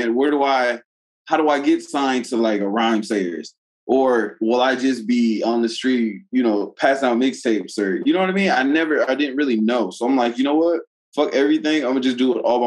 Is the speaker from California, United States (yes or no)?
no; Saint Paul, Minnesota, United States; also born or lived in Marietta, Georgia; I'm from St. Paul